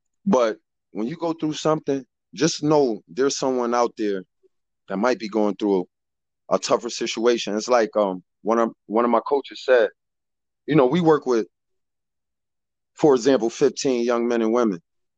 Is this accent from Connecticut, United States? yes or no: yes; Bridgeport, Connecticut, United States; I was born and raised in Bridgeport, Connecticut. Came up in the public school system in Bridgeport. I did 4.5 years in the military, United States Navy. And I came back to Bridgeport, Connecticut in 2003.